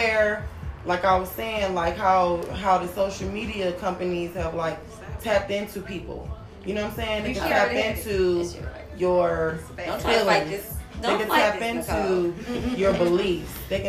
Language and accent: English; London, United Kingdom; I came from London.